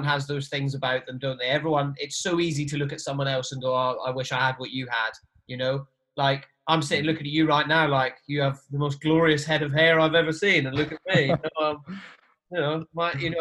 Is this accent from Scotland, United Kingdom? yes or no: yes; Highlands of Scotland, United Kingdom; I grew up in the Highlands of Scotland. I'm from Scotland